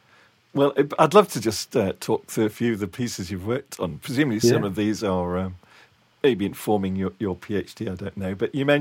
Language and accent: English; Manchester, North West England, United Kingdom; I'm from Manchester myself